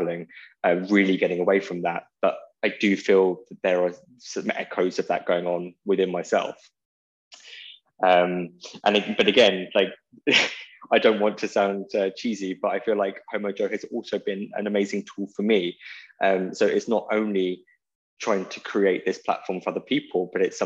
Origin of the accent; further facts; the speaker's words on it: Portsmouth, South East England, United Kingdom; moved away as an adult; I grew up in Portsmouth until I was 21.